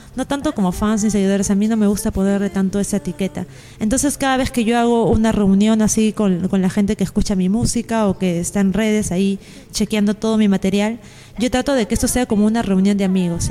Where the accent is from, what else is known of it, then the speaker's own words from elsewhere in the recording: Lima, Peru; allá en Perú, en Lima, mi ciudad natal